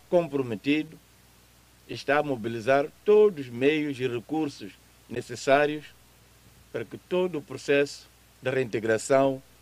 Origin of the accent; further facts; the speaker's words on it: Mozambique; todos somos moçambicanos